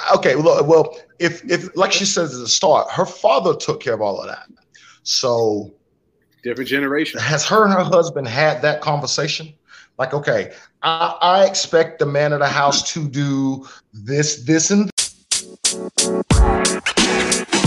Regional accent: Spartanburg, South Carolina, United States; also born or lived in Rock Hill, South Carolina; I was raised in Spartanburg

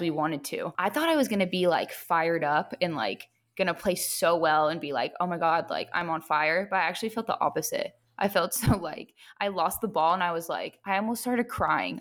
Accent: Long Beach, California, United States; moved away as an adult; I'm from Long Beach, so I live pretty close to the beach

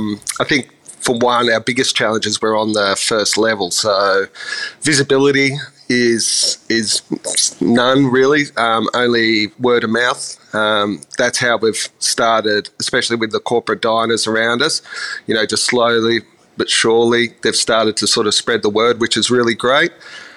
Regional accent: Ballina, New South Wales, Australia; also born or lived in Sydney, Australia; Yeah, I sort of grew up New South Wales, born and raised in a little place called Ballina, south of Byron, for many years up until I was in about primary school, and then family moved to Sydney

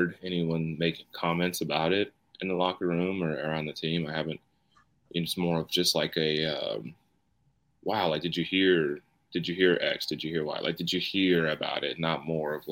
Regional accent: Knoxville area, Tennessee, United States; a wing company that is in my hometown

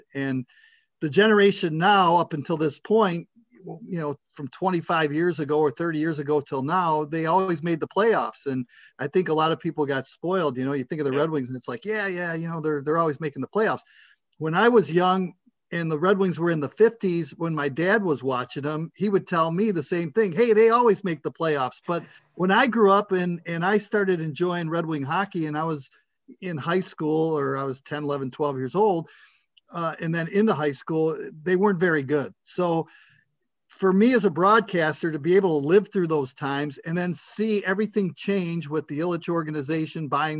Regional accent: Detroit, Michigan, United States; also born or lived in Dearborn; I'm old school, and growing up in Detroit

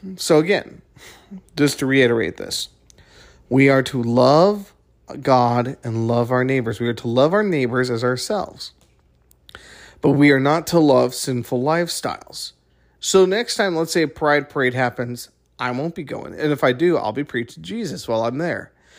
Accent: United States; as an American

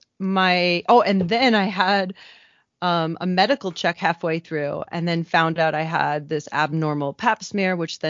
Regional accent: Midwest, United States; moved away as an adult; also born or lived in Kenya; I grew up in the Midwest

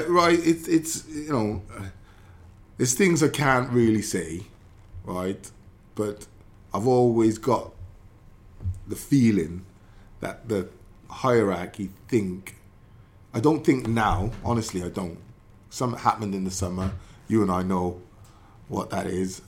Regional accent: Newport, Wales, United Kingdom; my childhood, growing up in England in Newport

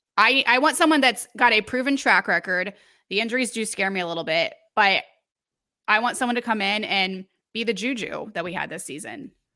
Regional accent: Missouri, United States; moved away; I'm from Missouri, went to Mizzou

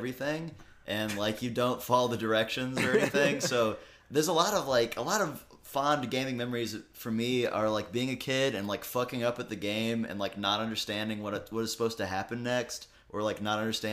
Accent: Texas, United States; I'm from Texas

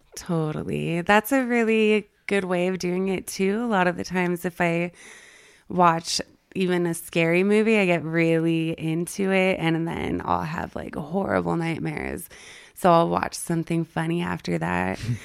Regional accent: El Paso, Texas, United States; moved away as an adult; also born or lived in Northern California; now in Utah, United States; I grew up in El Paso, Texas. Um, I moved to Northern California when I was eighteen and lived there for about nine or ten years, and now I'm here in Utah

